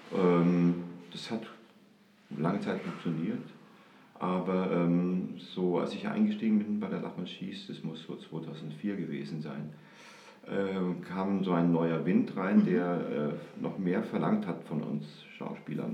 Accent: Kaufbeuren, Bavaria, Germany; now in Munich, Germany; ich komme nicht direkt aus München, ich komme aus Kaufbeuren

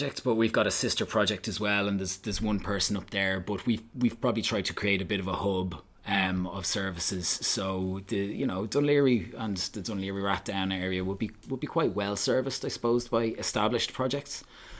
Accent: Belgium; Well, I grew up in Belgium, I spent sort of 10 years in Belgium. My mother and father were over there kind of working, and they took myself and my younger sister, luckily, with them.

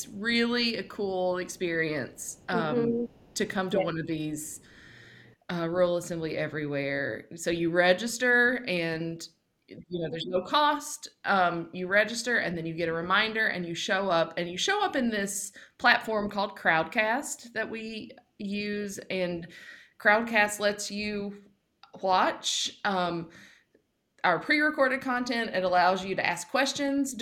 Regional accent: Appalachia, United States; as someone who grew up in Appalachia

